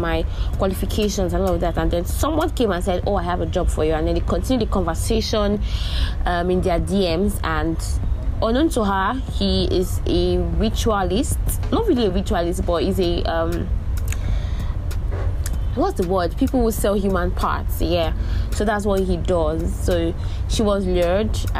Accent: Nigeria; In my life as a Nigerian

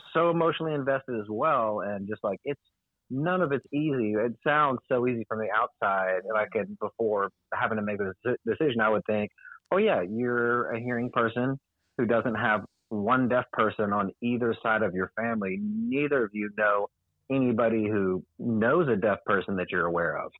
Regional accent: San Antonio, Texas, United States; I'm from San Antonio. I went to school at Winston Churchill High School

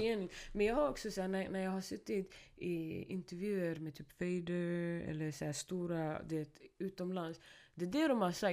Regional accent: Stockholm, Stockholm County, Sweden; first language Swedish; jag är från Rinkeby

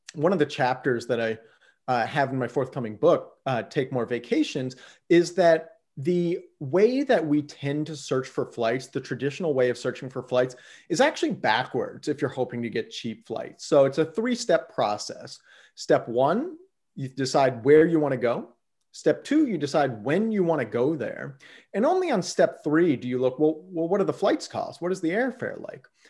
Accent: Yellow Springs, Ohio, United States; moved away as an adult; also born or lived in California / Washington, D.C. / Mozambique / Mexico; now in Portland, United States; I grew up actually in Southwest Ohio, a small little town uh, 3,500 people called Yellow Springs

